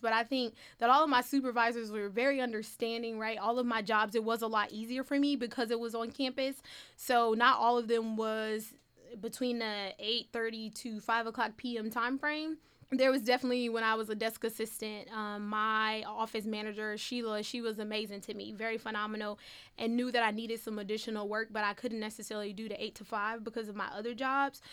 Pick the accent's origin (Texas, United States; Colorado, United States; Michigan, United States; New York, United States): Michigan, United States; Detroit; I grew up in an urban neighborhood